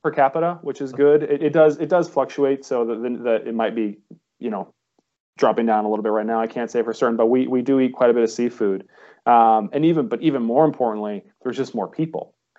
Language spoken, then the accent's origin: English; Ohio, United States; now in Monterey, United States; I'm from Ohio originally